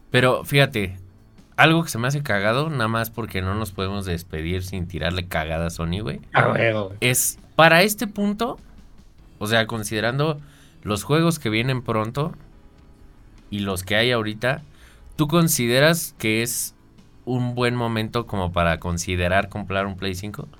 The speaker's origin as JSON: {"language": "Spanish", "country": "Mexico", "said": "como mexicano"}